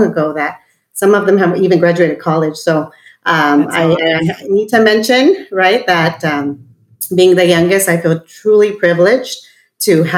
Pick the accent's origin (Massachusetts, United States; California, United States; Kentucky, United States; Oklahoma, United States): California, United States; South Gate; also born or lived in East Los Angeles / South Central Los Angeles; we've had a beautiful journey growing up in Southeast